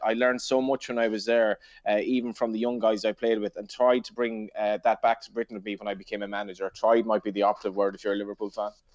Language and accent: English; Ireland; as Irish sports fans just effectively born and raised